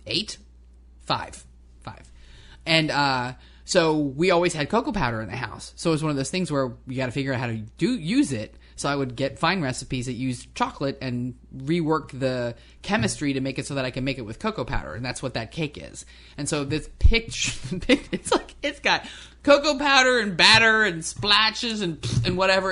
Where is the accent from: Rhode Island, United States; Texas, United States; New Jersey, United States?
New Jersey, United States; moved away; I grew up in New Jersey